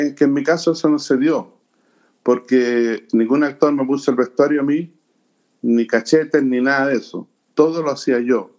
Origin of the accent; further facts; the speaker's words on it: Chile; soy chileno